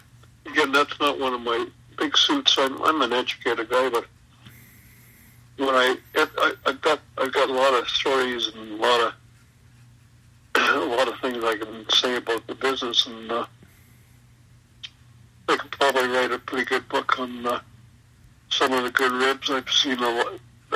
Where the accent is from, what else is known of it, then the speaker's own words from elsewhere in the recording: Western Canada, Canada; I'm from Western Canada, man. We have no water around here. It's all of this prairie and stuff.